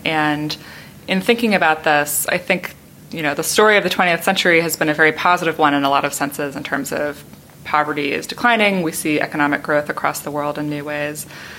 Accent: United States; as an American at the Kennedy School

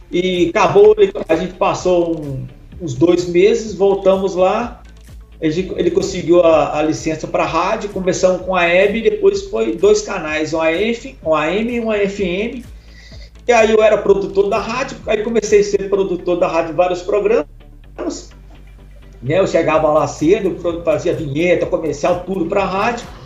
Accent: Minas Gerais, Brazil; also born or lived in Ipatinga / Belo Horizonte / Itabirito; Eu sempre gostei de música, sou mineiro de Minas aqui. É, já morei em muitas cidades, porque meu pai era, era ferroviário

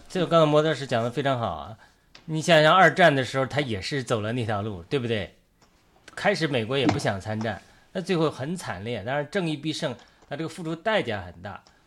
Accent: China; 我们中国人

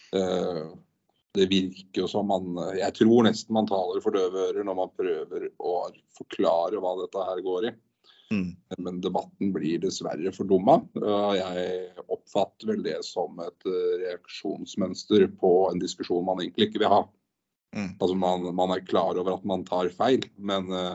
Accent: Drammen, Buskerud, Norway; jeg er jo født og oppvokst i Drammen

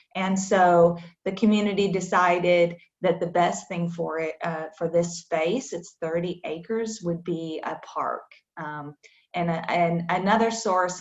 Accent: Iowa, United States; moved away as an adult; also born or lived in Kentucky; now in Winchester, United States; I am originally from Iowa. Uh, I came to Kentucky to get my graduate degree at the University of Kentucky.

